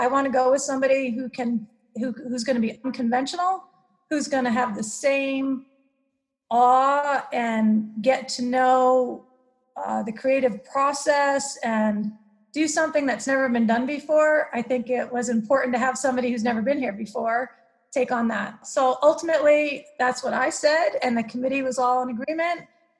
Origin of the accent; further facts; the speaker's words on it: Maine, United States; I came from Maine to California, and Santa Cruz is a very unique place.